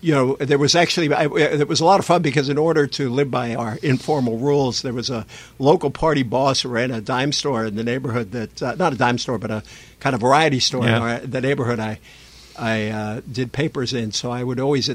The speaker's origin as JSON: {"language": "English", "town": "Fall River", "region": "Massachusetts", "country": "United States", "tie": "born or raised there", "first_language": "French", "second_language": "English", "said": "French is actually my first language, being a Canuck from Fall River"}